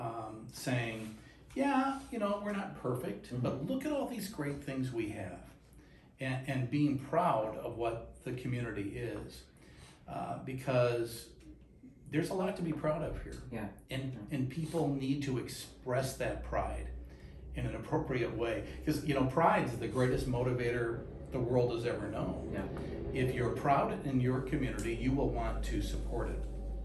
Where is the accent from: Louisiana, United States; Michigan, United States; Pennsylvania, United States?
Michigan, United States; Muskegon; I grew up in Muskegon, very similar to the Downriver community in many ways